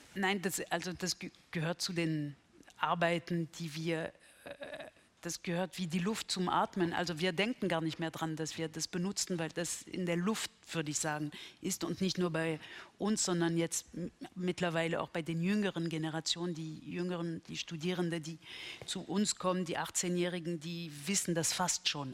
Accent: Berlin, Germany; für mich als Berlinerin

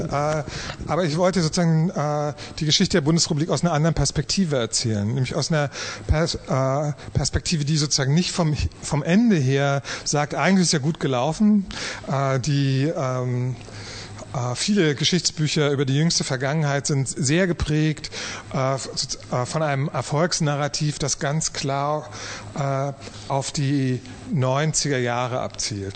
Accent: East Germany, Germany; als Ostdeutscher

